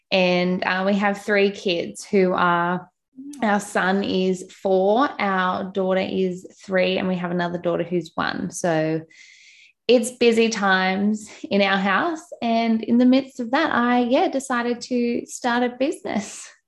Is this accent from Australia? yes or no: yes; Australia; also born or lived in Newcastle, New South Wales; You probably tell from my accent, I am from Australia. Um, I don't think I have an accent.